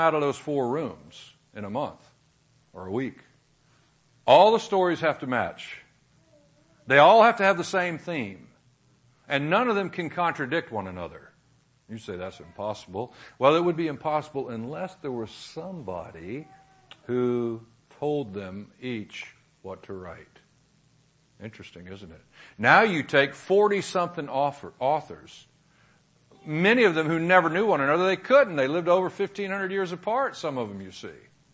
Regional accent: Jacksonville, Florida, United States; I was born in Jacksonville, Florida

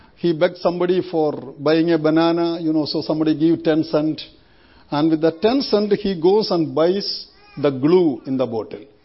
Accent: India; moved away as an adult; I was born and brought up in India 57 years we lived in India.

